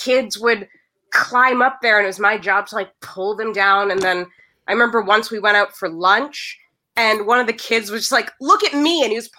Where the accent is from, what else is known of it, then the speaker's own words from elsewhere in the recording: Mississauga, Ontario, Canada; I'm from Saga. The funny thing is I've never really worked in Mississauga. I've always worked in like Toronto because I'm close enough that it's just commute.